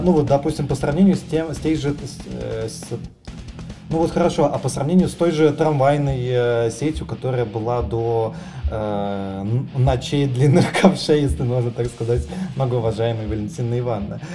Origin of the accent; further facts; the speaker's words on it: Saint Petersburg, Russia; коренного петербуржца